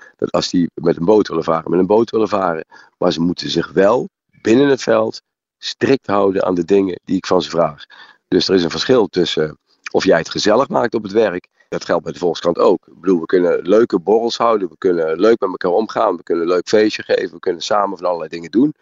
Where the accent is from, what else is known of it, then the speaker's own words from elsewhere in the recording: Netherlands; als Nederlander